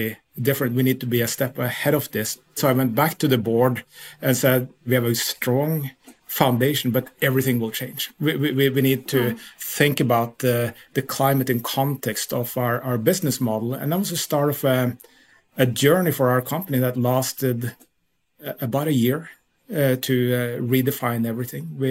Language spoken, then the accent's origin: English; Lillehammer, Innlandet, Norway; moved away as an adult; also born or lived in Utah, United States; I grew up in Lillehammer, Norway, which is the Olympic city